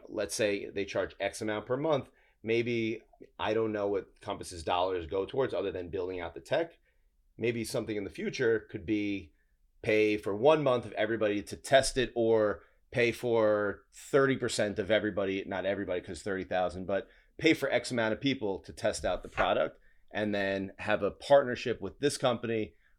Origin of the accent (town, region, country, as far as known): Queens, New York, United States